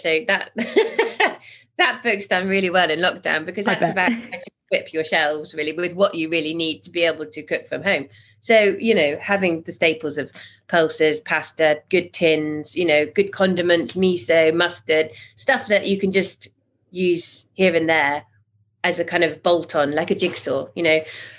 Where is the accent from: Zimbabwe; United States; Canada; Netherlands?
Zimbabwe; also born or lived in Botswana; I've traveled all over the world. I grew up in Zimbabwe and Botswana.